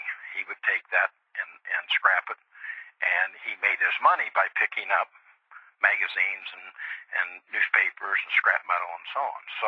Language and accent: English; Dayton, Ohio, United States; I grew up in Dayton, Ohio, in the east side of Dayton, Ohio